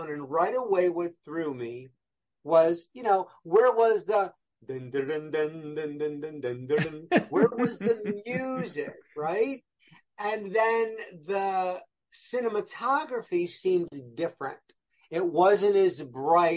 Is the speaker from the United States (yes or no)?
yes; Rochester, New York, United States; moved away; I was back in Rochester, New York, my hometown